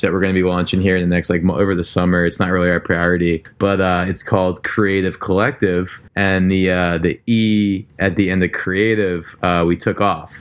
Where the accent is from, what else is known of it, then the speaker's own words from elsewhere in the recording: New Jersey, United States; also born or lived in Florida; where I grew up in Jersey